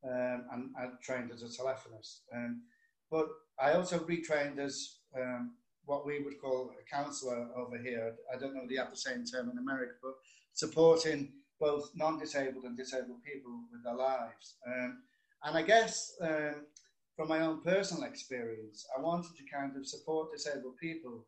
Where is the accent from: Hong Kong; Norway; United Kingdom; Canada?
United Kingdom; Liverpool, North West England; now in St Helens, United Kingdom; I'm originally from Liverpool, but I now live in St. Helens, Merseyside, but it's just up the road from Liverpool, so not far.